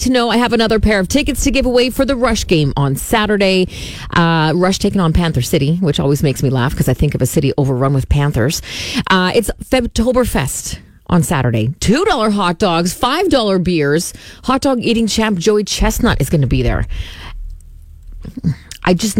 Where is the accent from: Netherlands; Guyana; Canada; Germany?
Canada; Saskatoon, Saskatchewan; when I was growing up in Pacific Heights, there was a Venice House on 22nd Street